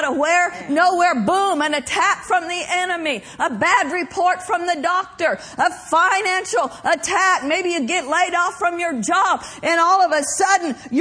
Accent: Oklahoma, United States; I grew up in Oklahoma, and that where we lived was considered Tornado Alley

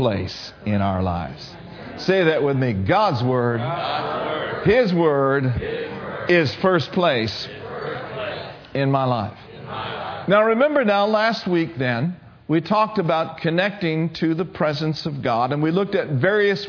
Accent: Minnesota, United States; I grew up in Minnesota.

